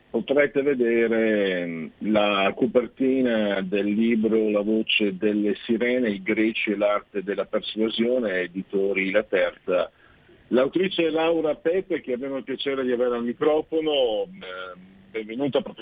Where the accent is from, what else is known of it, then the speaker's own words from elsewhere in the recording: Friuli-Venezia Giulia, Italy; evidentemente io vengo da Friuli, e c'erano le leggende anche di, di donne pesce, no?